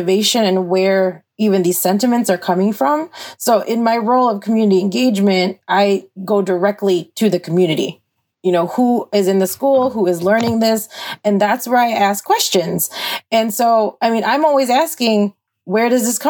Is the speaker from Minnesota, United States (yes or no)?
yes; Saint Paul, Minnesota, United States; growing up in St. Paul Public Schools